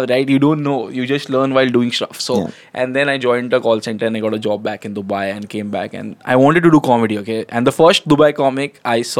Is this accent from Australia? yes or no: no; India; I'm like, hey bro, I want to start doing some comedy. I'm new from India and I'm just new here.